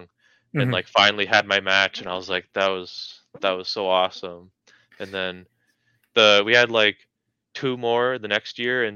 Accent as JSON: {"language": "English", "town": "Carnduff", "region": "Saskatchewan", "country": "Canada", "tie": "born or raised there", "also_born_or_lived": "Calgary", "moved": "as an adult", "lives_now": "Regina, Canada", "said": "my hometown"}